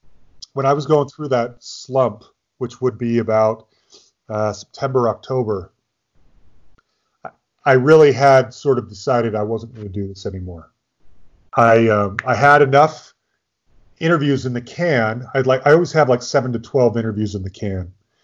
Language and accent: English; California, United States; I grew up in the Bay Area, and the Oakland A's back in the early 80s were my team.